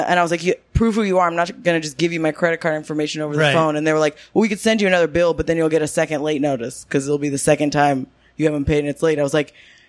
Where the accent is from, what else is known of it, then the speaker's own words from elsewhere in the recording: Los Angeles, California, United States; so I grew up here, but I grew up in the Valley and my school is like a fancy school, not in the Valley.